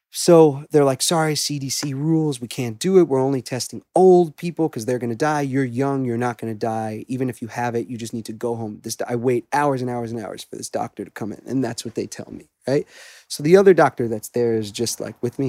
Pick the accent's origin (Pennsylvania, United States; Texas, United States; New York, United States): New York, United States; Great Neck; I grew up in Great Neck originally in Long Island